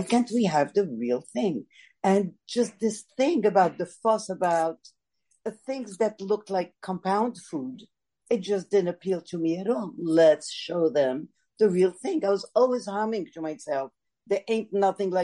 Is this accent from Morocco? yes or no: yes; Morocco; now in United States; the way we ate at home growing up in Morocco